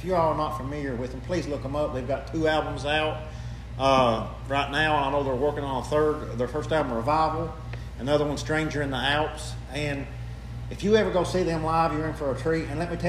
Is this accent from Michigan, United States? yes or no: no; Jackson, Ohio, United States; born or raised there